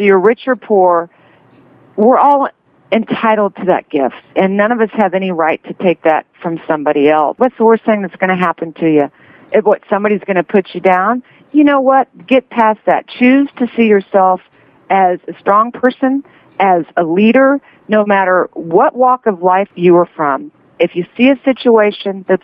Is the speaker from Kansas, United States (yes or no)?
yes; Kansas, United States; I grew up in Kansas